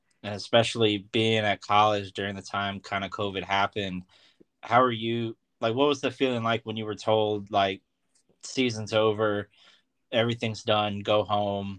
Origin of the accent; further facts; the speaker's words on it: Norfolk, Virginia, United States; my hometown team, ODU